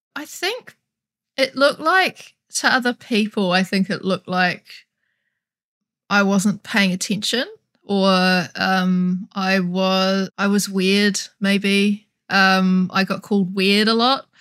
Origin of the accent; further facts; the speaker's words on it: New Zealand; I'm from New Zealand